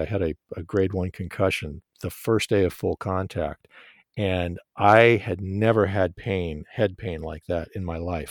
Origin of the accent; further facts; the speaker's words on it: Tehran, Tehran Province, Iran; now in United States; I was, I was born in Tehran, Iran